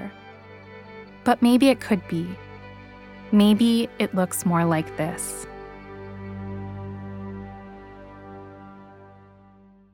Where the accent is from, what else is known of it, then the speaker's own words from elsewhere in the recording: New York City, New York, United States; the liberal Jews I grew up with on the Upper West Side